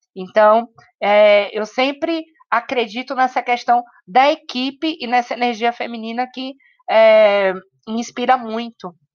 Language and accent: Portuguese; Salvador, Bahia, Brazil; now in São Paulo, Brazil; eu venho né, de Salvador, então eu, vim, eu venho dessa cidade preta. E quando eu cheguei em São Paulo